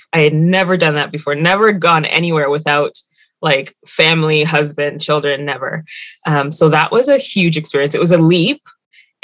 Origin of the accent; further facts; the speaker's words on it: Mississauga, Ontario, Canada; also born or lived in Scarborough; now in Toronto, Canada; I grew up in Mississauga, moved to Scarborough, all the way on the other side. And that's where I am now.